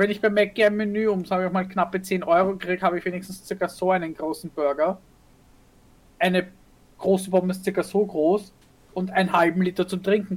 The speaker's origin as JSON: {"language": "German", "region": "Vienna", "country": "Austria", "said": "als Wienerin"}